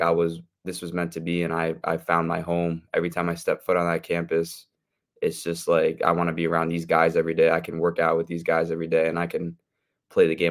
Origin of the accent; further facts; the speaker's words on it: Milford, Connecticut, United States; I'm from Milford, Connecticut